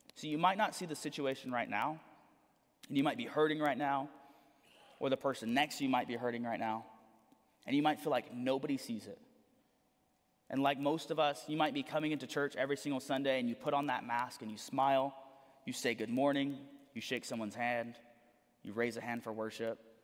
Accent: Corpus Christi, Texas, United States; also born or lived in San Antonio; We're from Corpus

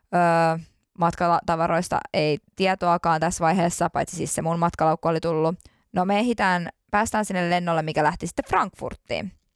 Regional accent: Finland; kun mä tulin Suomeen Mä olin niin kiitollinen, että mä tulin turvallisesti. Mä tulin mun kotimaahan turvallisesti.

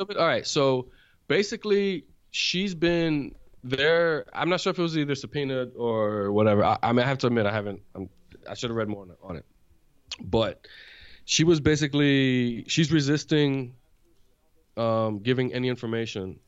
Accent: New York, United States; moved away; also born or lived in Dominican Republic / Florida; growing up in New York as a kid

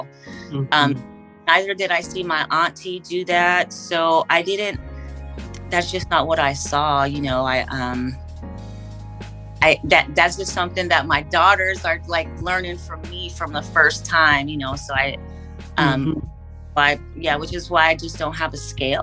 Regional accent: San Francisco Bay Area, California, United States; also born or lived in Oakland / Daly City; I can claim the entire Bay Area. When I say that, I mean, I was born in San Francisco at St. Luke's Hospital

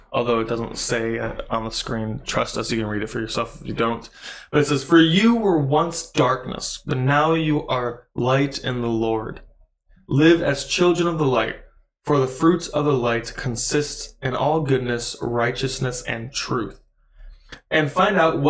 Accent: Midwest, United States; we're from the Midwest

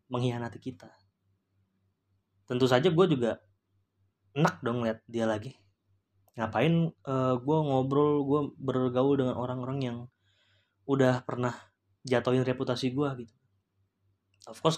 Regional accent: Ambon, Maluku, Indonesia; bukan rasis ya gue karena gue juga Ambon uh, dia dari kampung gue

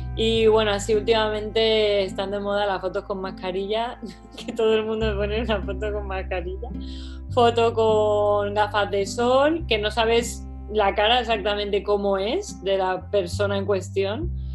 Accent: Málaga, Andalusia, Spain; moved away as an adult; now in London, United Kingdom; yo soy de Málaga

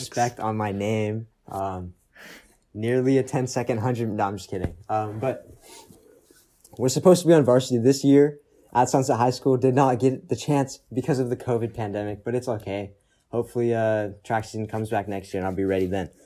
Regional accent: Austin, Texas, United States; moved away; born and partially raised in Texas. born in Austin

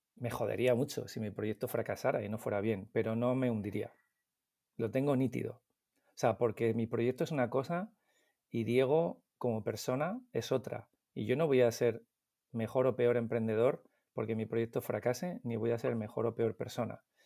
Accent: Madrid, Community of Madrid, Spain; Yo soy del Pardo, de Madrid, del pueblecito del Pardo, y mantengo mi mismo grupo de amigos de cuando teníamos once, doce años

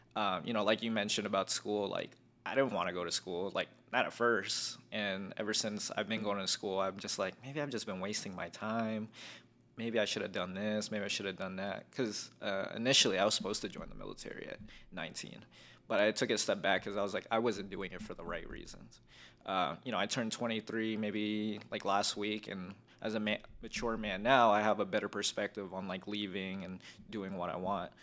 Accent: North Las Vegas, Nevada, United States; also born or lived in Philippines / Glendale, California; I'm from Vegas 'cause I've lived here all my life.

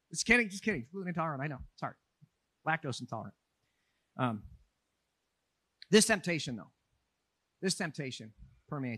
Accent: Minneapolis, Minnesota, United States; moved away as an adult; Minneapolis, my hometown

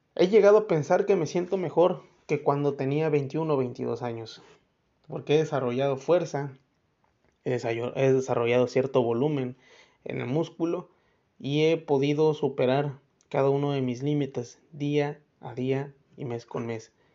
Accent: Mexico; nosotros como buenos mexicanos

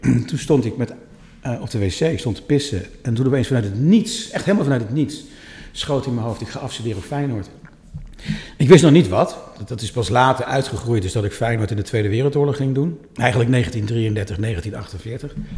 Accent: Dieren, Gelderland, Netherlands; moved away as an adult; now in Amsterdam, Netherlands; maar ik kom helemaal niet uit Amsterdam. Ik kom uit Dieren

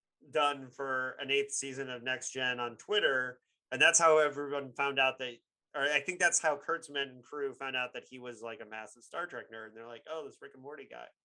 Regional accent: Bloomington, Indiana, United States; Bloomington, Indiana, which is my hometown

